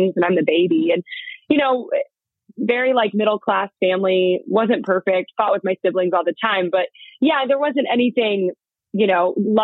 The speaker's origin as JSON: {"language": "English", "town": "Danville", "region": "California", "country": "United States", "tie": "born or raised there", "moved": "yes", "lives_now": "Nashville, United States", "said": "I grew up in Danville."}